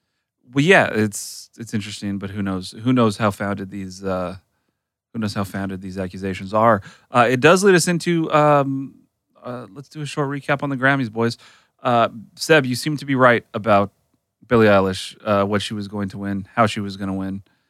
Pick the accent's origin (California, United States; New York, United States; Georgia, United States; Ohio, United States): California, United States; Well, partly though, because I grew up in South Orange County and North.